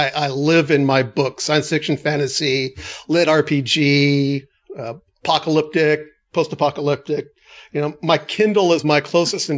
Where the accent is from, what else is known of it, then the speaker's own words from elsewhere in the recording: Los Angeles, California, United States; I'm a city boy living and growing up in Los Angeles